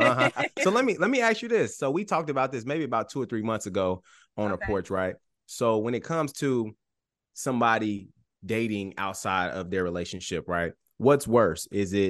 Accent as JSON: {"language": "English", "town": "Chicago", "region": "Illinois", "country": "United States", "moved": "as an adult", "lives_now": "Indianapolis, United States", "said": "So I'm originally from Chicago. So I met my wife. And she live in Indy, so I came to Indy. So I've been in Indy for like 7 years already."}